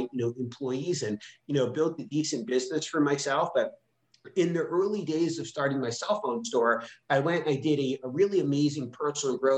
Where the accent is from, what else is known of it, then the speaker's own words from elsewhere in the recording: Rhode Island, United States; also born or lived in Philadelphia; I grew up in Rhode Island